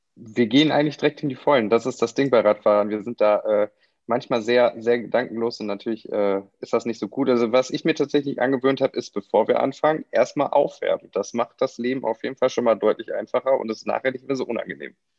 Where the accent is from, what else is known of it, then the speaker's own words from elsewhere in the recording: Kaarst, North Rhine-Westphalia, Germany; ich bin in Karst aufgewachsen